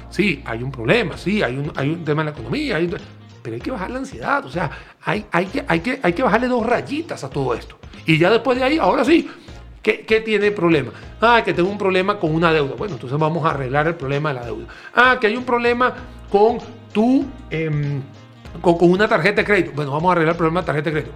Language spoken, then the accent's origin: Spanish; Venezuela; now in Costa Rica; En mi país natal, Venezuela